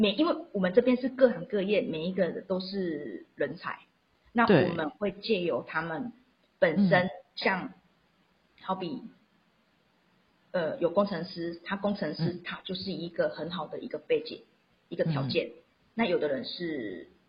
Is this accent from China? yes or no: no; Xiushui, Changhua County, Taiwan; accent: Taiwanese Mandarin; first language Taiwanese Hokkien; Chinese is a second language; 因为我是乡下小孩，彰化秀水那边的人。